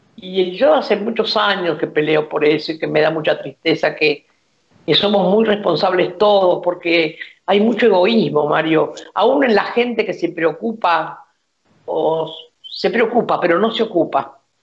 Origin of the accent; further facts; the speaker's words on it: Argentina; Yo me siento más que argentino latinoamericana